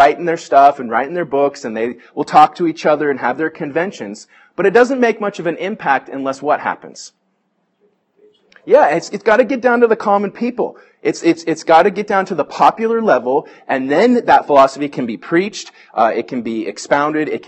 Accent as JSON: {"language": "English", "area": "Bay Area", "region": "California", "country": "United States", "tie": "born or raised there", "said": "I grew up in the Bay Area"}